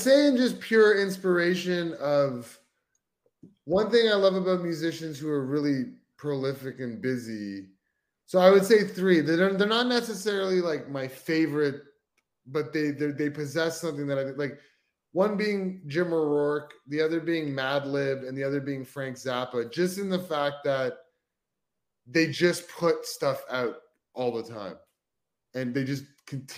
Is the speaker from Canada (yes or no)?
yes; Canada; being Canadian